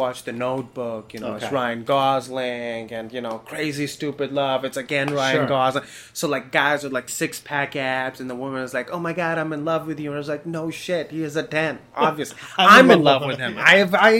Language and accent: English; Pakistan; I'm from Pakistan.